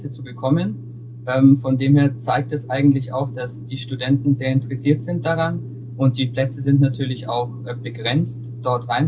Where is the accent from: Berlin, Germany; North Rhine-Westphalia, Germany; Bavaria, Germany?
Bavaria, Germany; Augsburg; komme ja gebürtig aus Augsburg und äh, studiere auch an der, an der FH hier in Augsburg internationales Management.